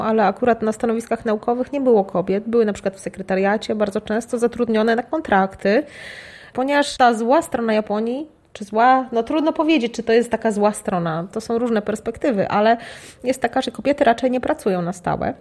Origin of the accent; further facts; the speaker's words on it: Lublin, Lublin Voivodeship, Poland; moved away as an adult; also born or lived in Japan; Do tej pory mieszkałam z rodzicami w Lublinie